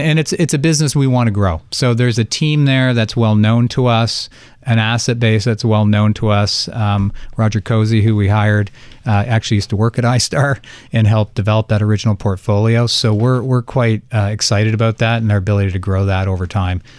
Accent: Canada; I'm Canadian and I did take French for twelve years

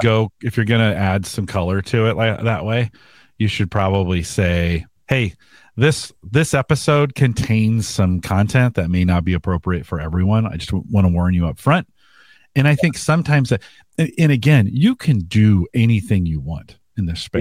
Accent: California, United States; moved away; I was from California.

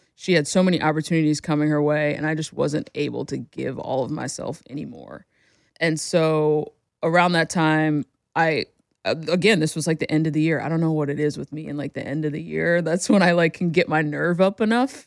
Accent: New Jersey, United States; moved away; I'm born and raised in New Jersey, lived there pretty much my whole life.

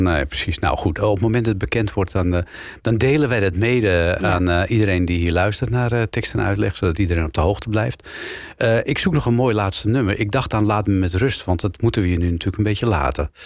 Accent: Amsterdam, North Holland, Netherlands; also born or lived in Haarlem; ik ben eh, natuurlijk een Amsterdammer. Dus ik moet altijd eh, verbloemen dat ik uit Amsterdam-West kom.

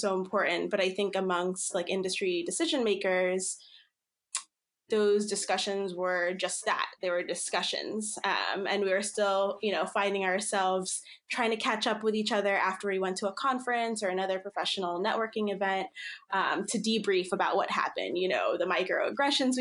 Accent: New Jersey, United States; also born or lived in Philippines; now in Seattle, United States; based in Seattle, Washington, but I grew up in New Jersey.

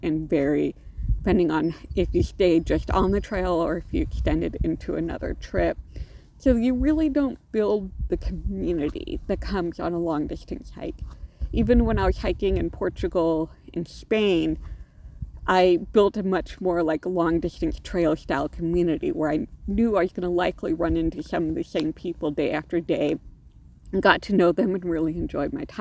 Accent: Alaska, United States; I grew up hiking in Alaska. My mother has always been a big hiker and backpacker. And so even when she was pregnant with me, I was wandering around the wilds of Alaska and then camping and hiking when I was a kid

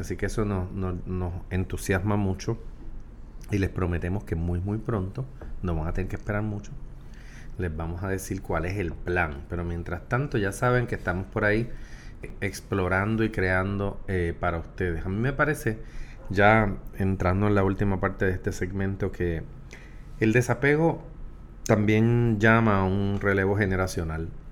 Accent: Puerto Rico

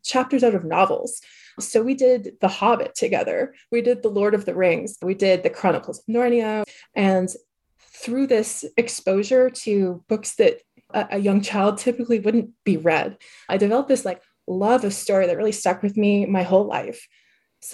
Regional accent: Quebec, Canada; moved away as an adult; now in United States; I'm from Quebec, which has a different school system that resembles like the French school system

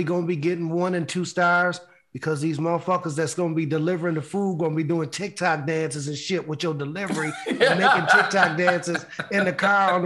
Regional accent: Buffalo, New York, United States; my hometown, Buffalo, New York

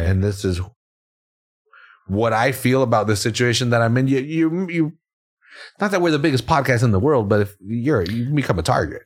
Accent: Salinas, California, United States; we were the young kids that were excluded from shit in, growing up in Salinas

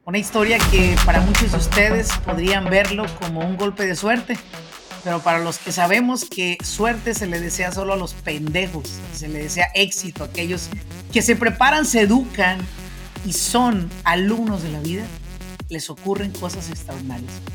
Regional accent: Michoacán, Mexico; soy señores de Michoacán.

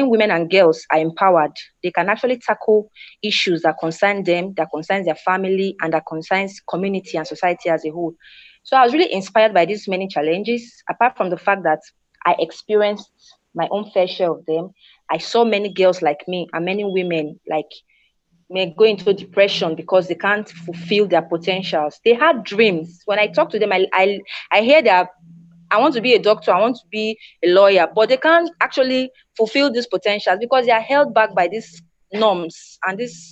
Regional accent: Nigeria; as a girl growing up in Nigeria

